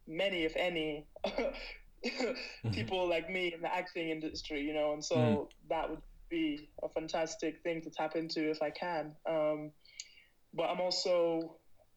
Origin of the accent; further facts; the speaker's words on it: United Kingdom; also born or lived in Barnet, London; now in Spain; I'm a British athlete